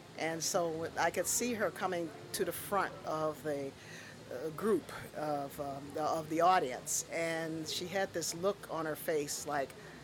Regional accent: Chicago, Illinois, United States; the community that I grew up in on Michigan

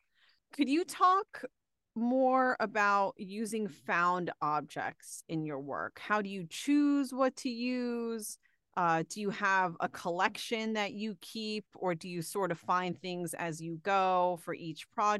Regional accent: Virginia, United States; moved away as an adult; now in New York City, United States; My dad's a New Yorker. My grandparents are New Yorkers, but I'm from Virginia. And growing up, we would come to New York City quite often

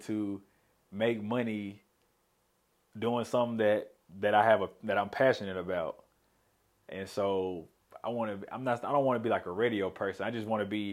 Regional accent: Memphis, Tennessee, United States; moved away as an adult; now in Little Rock, United States; I'm originally from Memphis

